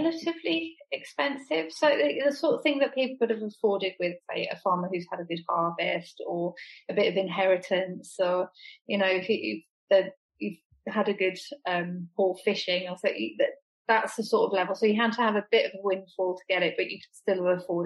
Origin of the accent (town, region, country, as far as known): England, United Kingdom